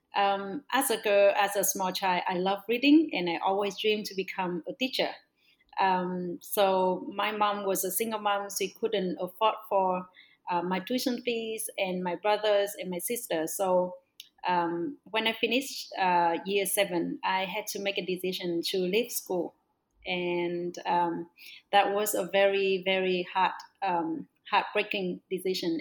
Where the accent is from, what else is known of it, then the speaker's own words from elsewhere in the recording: Northwest Vietnam, Vietnam; also born or lived in Melbourne; I was born in a very small village in the northwest of Vietnam.